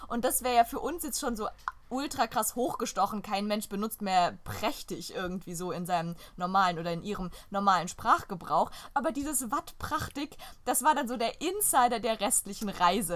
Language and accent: German; Germany; first language German; wir als deutsche Muttersprachler